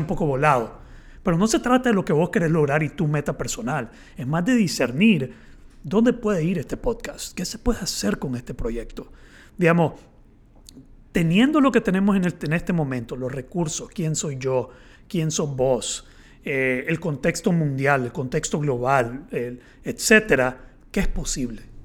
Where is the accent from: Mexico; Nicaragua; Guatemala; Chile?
Nicaragua; yo soy eh, nicaragüense